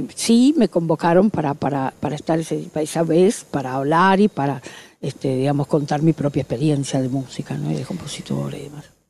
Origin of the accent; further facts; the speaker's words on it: Corrientes, Argentina; moved away as an adult; esta es mi ciudad natal. Nací aquí y viví toda mi, mi infancia, mi adolescencia